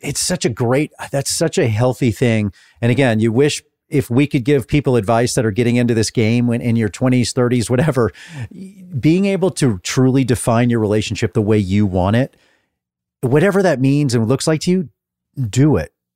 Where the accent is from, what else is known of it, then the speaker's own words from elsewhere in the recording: Dallas, Texas, United States; moved away; I grew up in Dallas.